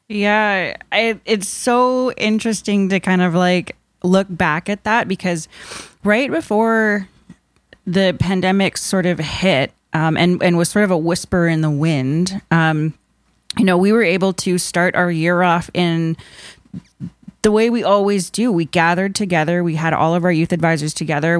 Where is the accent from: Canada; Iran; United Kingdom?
Canada; Nipissing First Nation, Ontario; I am, uh, Anishinaabe from Nipissing First Nation